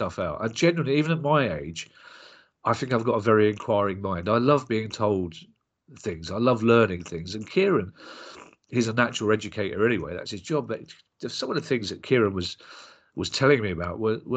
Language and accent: English; London, United Kingdom; we're both from South London